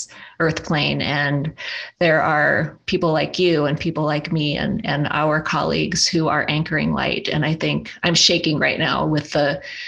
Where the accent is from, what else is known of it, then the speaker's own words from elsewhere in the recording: Black Hills of South Dakota, United States; now in Sedona area, United States; I grew up in the Black Hills of South Dakota